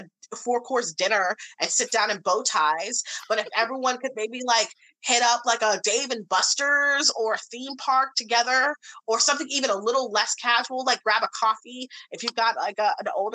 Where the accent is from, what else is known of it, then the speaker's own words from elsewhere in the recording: St. Louis, Missouri, United States; I grew up in the Midwest in St. Louis, Missouri.